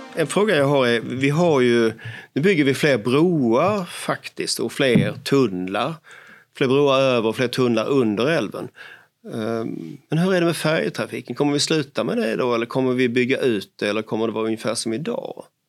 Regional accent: Sweden; vi är ju som svenskar

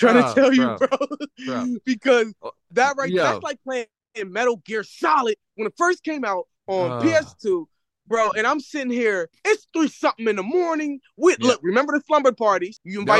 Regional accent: Philadelphia, Pennsylvania, United States; also born or lived in California; so growing up in Philadelphia, I was like under the influence of poverty, staying with my mother. My father, I moved out to California with my father at a young age

